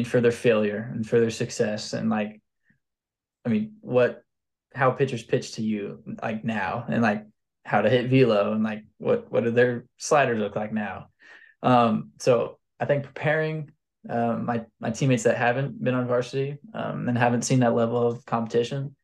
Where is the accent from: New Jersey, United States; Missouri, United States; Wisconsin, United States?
Missouri, United States; I'm from Missouri